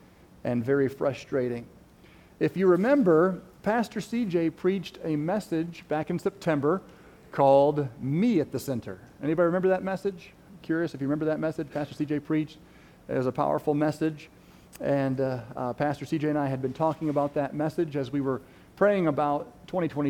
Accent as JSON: {"language": "English", "country": "United States", "said": "we live in America, we're American Christians"}